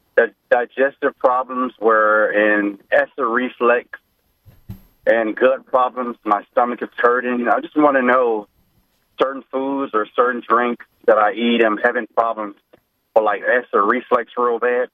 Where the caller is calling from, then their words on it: Alabama, United States; I'm calling from Alabama.